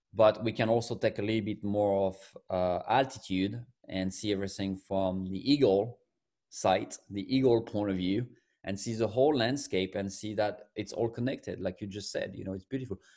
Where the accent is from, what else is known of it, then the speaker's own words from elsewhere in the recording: France; moved away as an adult; also born or lived in United Kingdom / United States; now in New York, United States; I'm from France originally, but I've been in the U S for fifteen years now.